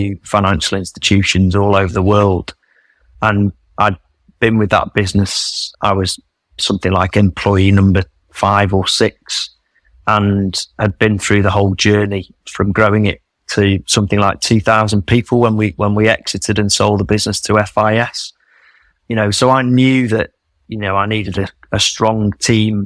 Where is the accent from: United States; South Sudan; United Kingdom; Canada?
United Kingdom; Manchester, North West England; moved away as an adult; also born or lived in Australia; I was born and bred in Manchester